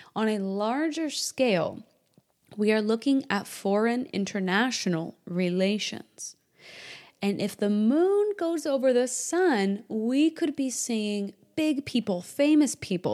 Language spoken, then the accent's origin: English; Indiana, United States; moved away; also born or lived in New Hampshire / South Texas; born and partially raised in Indiana and New Hampshire